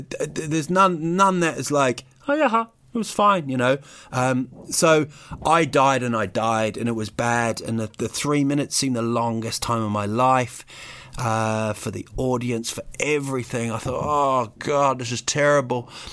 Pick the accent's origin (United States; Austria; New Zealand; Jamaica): New Zealand; also born or lived in United Kingdom; I was actually born in, in Britain, but I grew up in New Zealand.